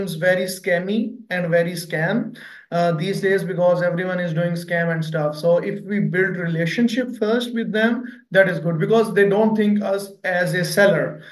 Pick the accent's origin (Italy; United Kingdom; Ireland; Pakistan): Pakistan; I'm from Pakistan